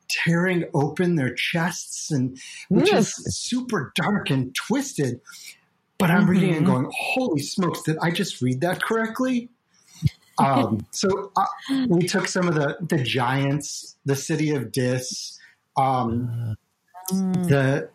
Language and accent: English; Ohio, United States; my library in my small town where I grew up in Ohio